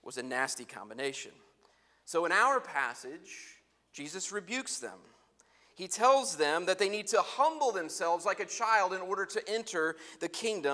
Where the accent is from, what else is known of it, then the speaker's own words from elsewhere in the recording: Muncie, Indiana, United States; I was a big oboe fish in a very small musical pond in Muncie, Indiana